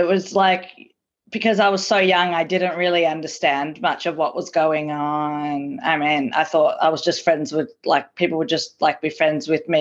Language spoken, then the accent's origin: English; Melbourne, Victoria, Australia; also born or lived in Prahran; I grew up in the Jewish community of Caulfield, East St Kilda, South Crawford, but I was originally living in Paran from the age of, up to the age of 5, and then I moved to East St Kilda